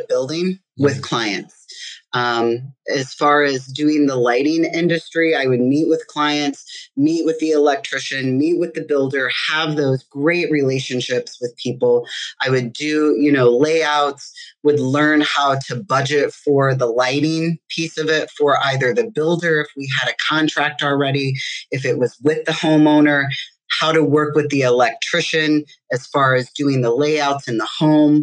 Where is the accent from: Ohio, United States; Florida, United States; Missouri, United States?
Missouri, United States; St. Louis; also born or lived in Chicago; now in Michigan, United States; I'm originally from St. Louis